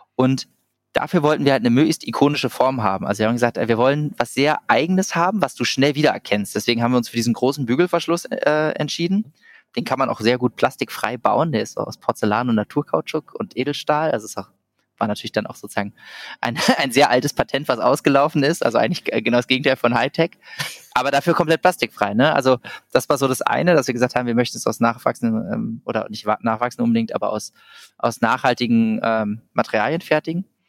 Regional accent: Berlin, Germany; moved away as an adult; also born or lived in Vienna, Austria; ich komme ursprünglich aus Berlin

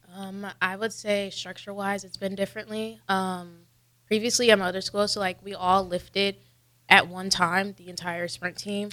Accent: Peoria, Illinois, United States; moved away as an adult; now in Nebraska, United States; I'm from Illinois, a small town called Peoria

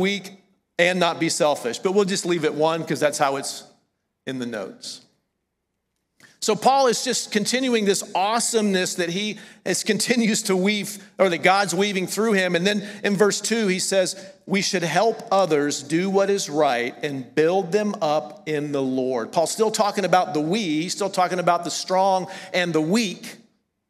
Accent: the South, United States; accent: southern; moved away as an adult; I'm from the South.

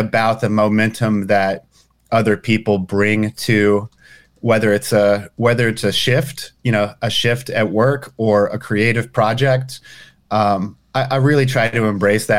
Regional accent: Marble Falls, Texas, United States; moved away; my hometown in Texas

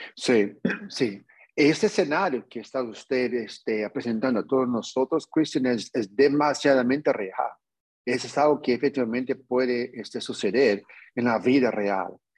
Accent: New York, United States; yo nací en Nueva York, pero como pueden percibir, yo, yo tengo sangre latino

